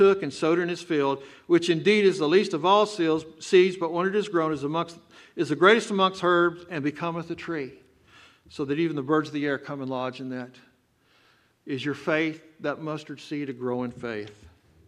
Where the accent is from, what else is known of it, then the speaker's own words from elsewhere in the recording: Texas, United States; accent: Texan; I'm from Texas. I talk like a Texan